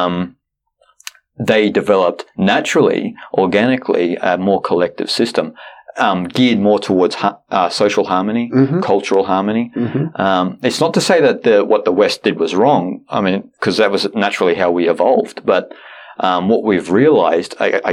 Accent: Australia; I'm Australian

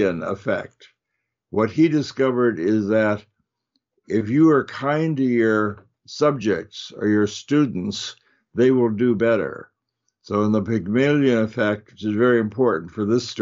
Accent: Chicago, Illinois, United States; now in Northern California, United States; I grew up in Chicago

